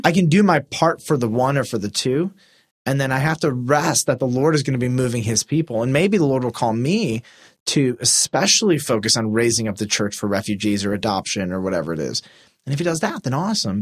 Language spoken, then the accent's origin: English; United States; we identified, before we identified as Americans, we, we identified as Christians